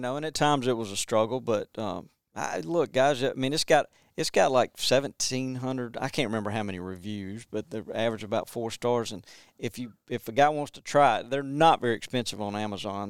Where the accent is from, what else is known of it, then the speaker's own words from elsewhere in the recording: Montgomery, Alabama, United States; now in West Point, United States; I grew up in Montgomery and, um, Montgomery, Alabama